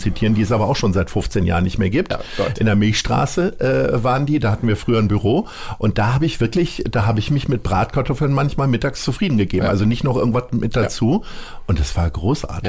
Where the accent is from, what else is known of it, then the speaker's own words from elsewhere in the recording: edge of North Rhine-Westphalia, Germany; Ich bin ja am Rand von Nordrhein-Westfalen aufgewachsen